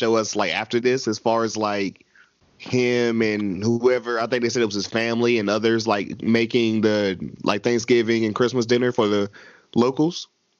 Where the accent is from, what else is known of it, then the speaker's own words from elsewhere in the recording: the South, United States; we were raised in the South.